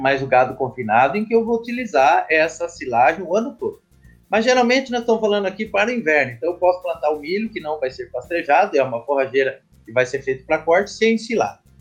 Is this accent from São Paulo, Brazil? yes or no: yes; Botucatu, São Paulo, Brazil; minha cidade natal, Botucatu, São Paulo